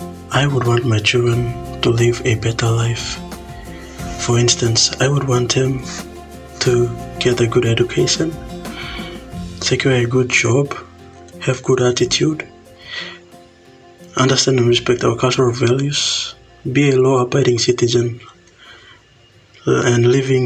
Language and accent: English; Papua New Guinea; I am from Papua New Guinea. I am 25 years old